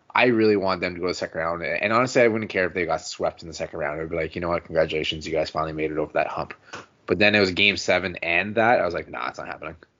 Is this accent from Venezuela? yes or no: no; Canada; as a Canadian fan